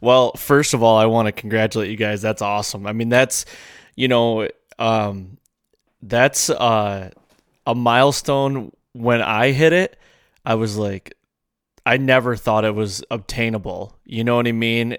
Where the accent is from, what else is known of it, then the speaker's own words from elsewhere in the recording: Michigan, United States; I grew up in Michigan.